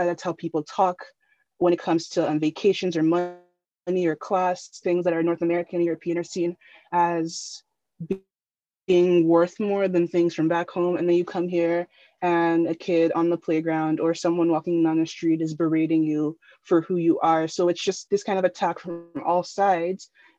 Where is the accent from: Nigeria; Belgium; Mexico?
Nigeria; now in Canada; So I'm a diaspora kid. I'm from Nigeria, but I'm living in the diaspora in Canada.